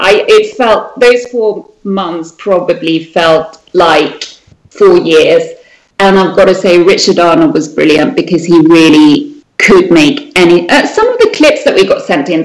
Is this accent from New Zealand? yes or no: no; Sweden; born or raised there; moved away as an adult